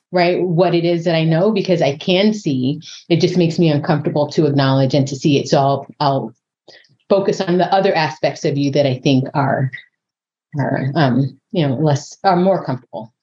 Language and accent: English; San Diego, California, United States; moved away as an adult; I grew up in Southern California, San Diego